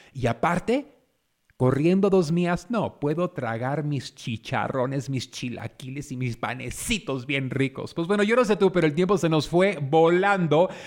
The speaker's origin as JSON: {"language": "Spanish", "town": "San Pedro", "region": "California", "country": "United States", "tie": "born or raised there", "said": "Yo crecí en San Pedro, California"}